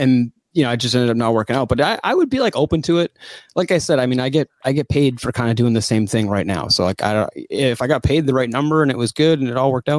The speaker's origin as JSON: {"language": "English", "town": "Yarmouth", "region": "Massachusetts", "country": "United States", "tie": "born or raised there", "said": "I'm from Yarmouth"}